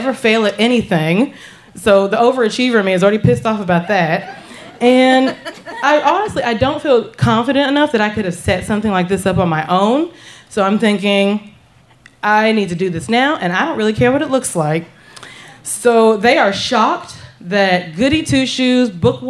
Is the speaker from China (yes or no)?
no; the South, United States; moved away as an adult; The small town that I grew up in the South